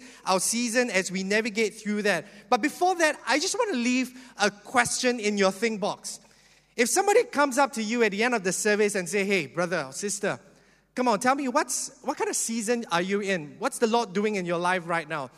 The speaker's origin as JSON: {"language": "English", "country": "Singapore", "tie": "born or raised there", "said": "I'm a typical Singaporean that grew up in the education"}